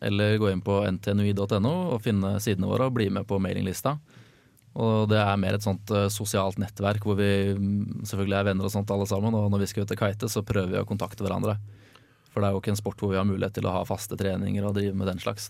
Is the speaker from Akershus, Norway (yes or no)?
no; Fredrikstad, Østfold, Norway; also born or lived in Trondheim; jeg er fra Fredrikstad